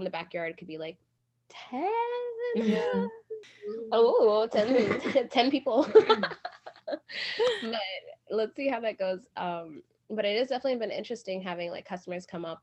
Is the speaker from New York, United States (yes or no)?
yes; New York City, New York, United States; moved away as an adult; now in Brooklyn, United States; we are from Queens